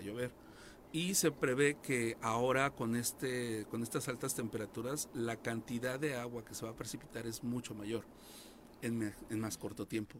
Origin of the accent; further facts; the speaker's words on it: Cuernavaca, Morelos, Mexico; los que nacimos aquí en Cuernavaca